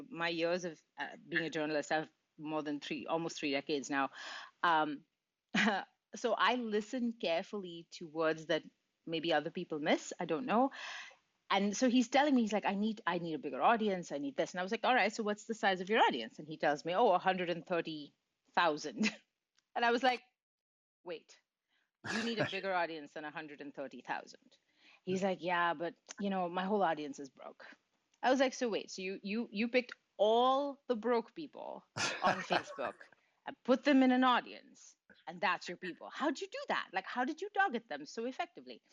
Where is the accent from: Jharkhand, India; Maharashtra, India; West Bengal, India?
Maharashtra, India; Mumbai; now in Montreal, Canada; I grew up in India, in Mumbai. I live in Montreal now, but I grew up in India